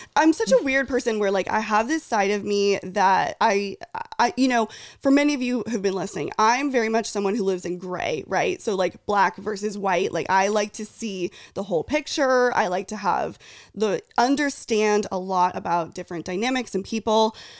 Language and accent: English; near Fresno / Ventura, Central California, United States; I grew up in Central California, originally near Fresno, Clovis, Fresno, shout out. And then my family grew, uh, moved to Ventura